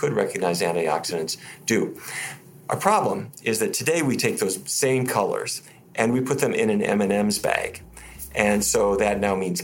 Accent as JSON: {"language": "English", "town": "Fargo", "region": "North Dakota", "country": "United States", "tie": "born or raised there", "said": "I was raised in Fargo, North Dakota, middle of cattle country"}